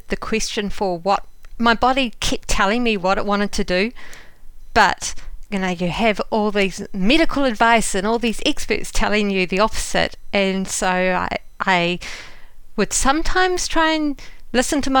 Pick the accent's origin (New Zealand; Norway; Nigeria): New Zealand; moved away as an adult; also born or lived in London, United Kingdom; now in United States; Well, as a New Zealander